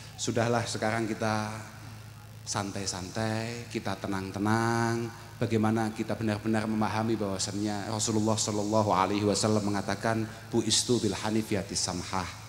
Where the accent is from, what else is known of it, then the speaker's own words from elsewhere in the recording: Kediri, East Java, Indonesia; saya dari Kediri